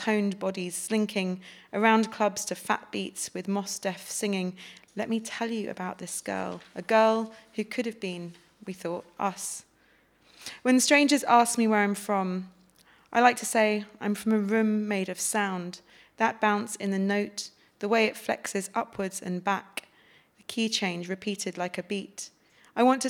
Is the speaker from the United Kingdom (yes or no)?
yes; London, United Kingdom; my experiences of growing up in West London in social housing